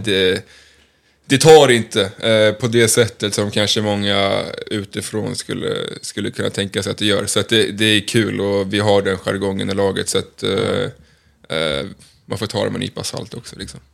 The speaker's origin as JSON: {"language": "Swedish", "town": "Stockholm", "region": "Stockholm County", "country": "Sweden", "moved": "yes", "said": "jag är från Stockholm, eh, har tillbringat mycket tid i AIK i mina yngre dagar"}